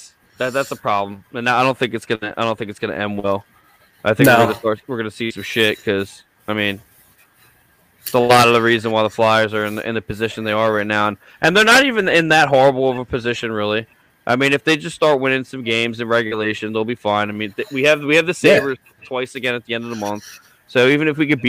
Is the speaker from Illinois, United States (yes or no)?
no; Philadelphia, Pennsylvania, United States; being from Philly. It's not a coincidence that we're from Philly